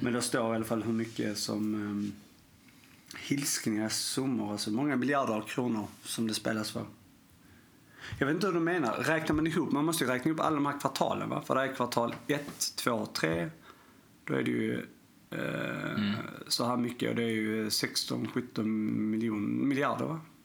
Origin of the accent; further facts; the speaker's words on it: Sweden; jag är ju svensk